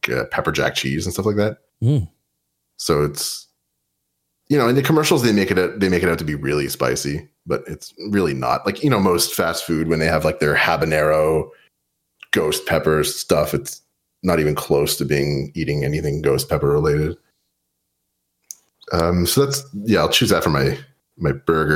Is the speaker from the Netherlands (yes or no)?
no; Canada; I'm from Canada